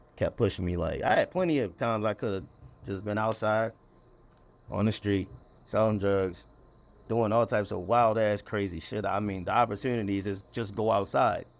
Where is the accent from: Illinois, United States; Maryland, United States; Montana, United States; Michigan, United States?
Maryland, United States; Annapolis; moved away as an adult; also born or lived in Anne Arundel County, Maryland / Glen Burnie, Maryland; now in Baltimore, United States; born in Annapolis, Maryland, then I lived all throughout, like, Anne Arundel County, which is, uh, twenty minutes south of Baltimore.